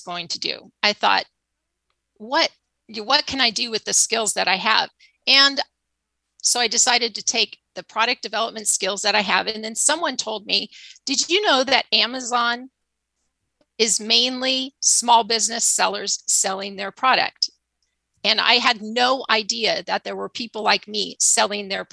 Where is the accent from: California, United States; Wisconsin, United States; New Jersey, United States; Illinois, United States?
California, United States; Arcadia; moved away as an adult; now in Santa Barbara, United States; I grew up in Southern California, a town called Arcadia, right next to Pasadena